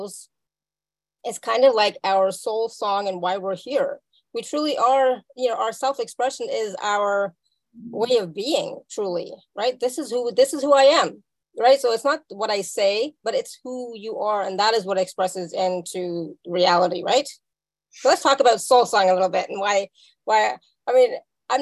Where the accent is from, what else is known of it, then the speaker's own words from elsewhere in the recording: Canada; also born or lived in India; me being from India, right? So raised as an Indian person in Canada